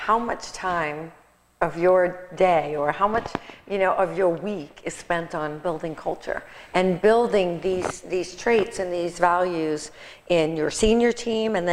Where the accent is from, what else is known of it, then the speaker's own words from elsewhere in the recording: New York, United States; I'm from New York